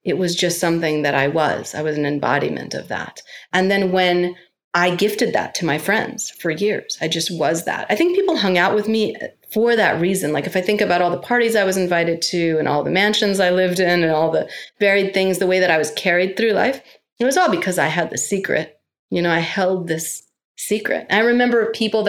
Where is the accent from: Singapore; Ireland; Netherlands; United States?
United States; New York; being a New Yorker